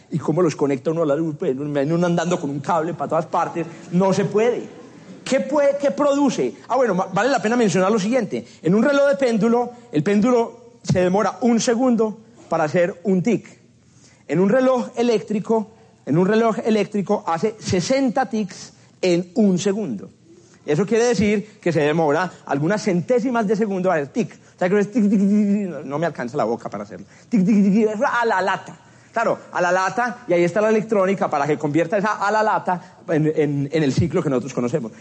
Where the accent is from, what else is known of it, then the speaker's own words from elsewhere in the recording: Paisa region, Antioquia, Colombia; accent: paisa; soy muy paisa y se me escapan expresiones paisas